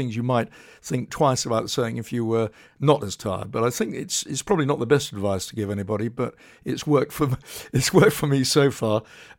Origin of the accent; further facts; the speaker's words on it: Poole, South West England, United Kingdom; But I was brought up in Poole in Dorset, very close to Sandbanks, and I just always loved the sea.